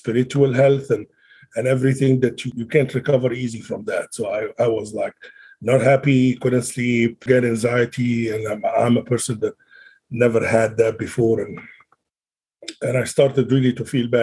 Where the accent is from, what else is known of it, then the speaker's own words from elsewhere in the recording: Alexandria, Alexandria Governorate, Egypt; moved away as an adult; now in Salt Lake City, United States; I came straight from Egypt, born and raised in Alexandria, Egypt, all my life